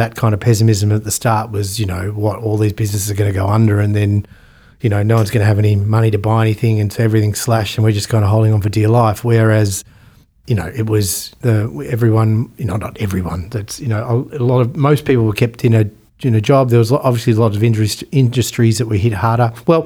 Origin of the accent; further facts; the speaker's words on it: Australia; we're Australian